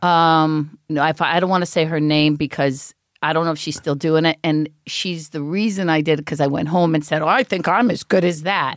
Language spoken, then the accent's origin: English; East Cleveland, Ohio, United States; moved away as an adult; also born or lived in Los Angeles; I grew up East Cleveland